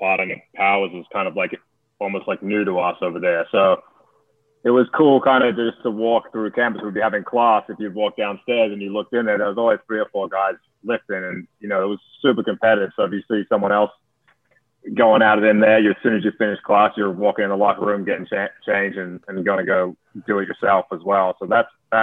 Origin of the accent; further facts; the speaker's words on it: Australia; moved away; where I grew up in Australia